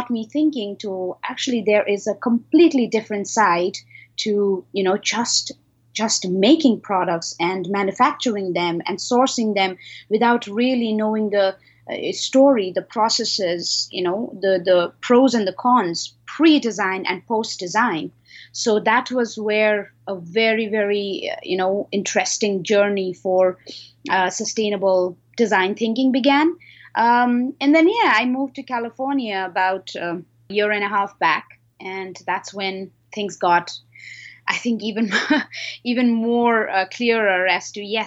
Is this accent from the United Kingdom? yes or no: no; Himalayan region of India, India; moved away as an adult; also born or lived in Singapore; So I was born in the Himalayan region of India. Ever since the age of 16, I have, been traveling and doing several things around the cities in India